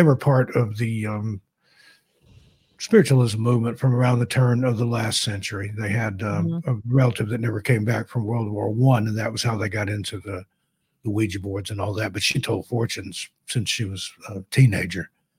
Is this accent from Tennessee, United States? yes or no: yes; East Tennessee, United States; I was born and raised in East Tennessee in the foothills of the Appalachians there.